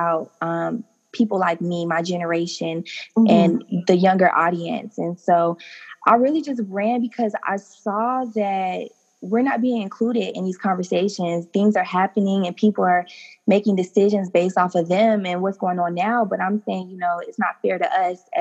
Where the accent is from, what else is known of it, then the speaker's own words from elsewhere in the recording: St. Petersburg, Florida, United States; I'm a St. Petersburg native. I grew up right in Childs Park, graduated from Lakewood High School